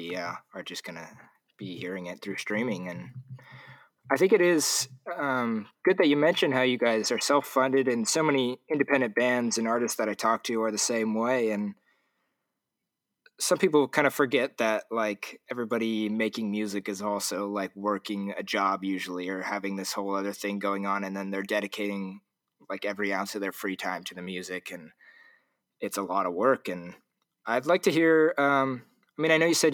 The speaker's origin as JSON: {"language": "English", "area": "Orange County", "region": "California", "country": "United States", "tie": "born or raised there", "also_born_or_lived": "Seattle", "said": "I grew up in Orange County."}